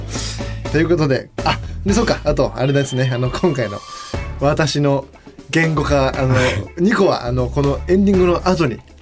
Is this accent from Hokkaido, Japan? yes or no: no; Yokohama, Kanagawa, Japan; 我々の地元横浜